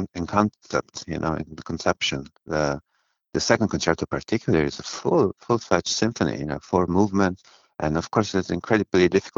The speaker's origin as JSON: {"language": "English", "town": "Bari", "region": "Apulia", "country": "Italy", "tie": "born or raised there", "said": "I was born in Bari, in southern Italy, in the region of Puglia."}